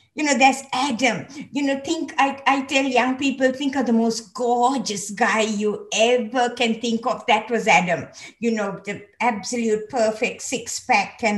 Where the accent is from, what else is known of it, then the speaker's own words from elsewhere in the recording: Sri Lanka; moved away as an adult; also born or lived in Hawaii; I was born in Sri Lanka, so I was born into a Christian family, but I actually came to know the Lord when I was in a school, a Methodist missionary school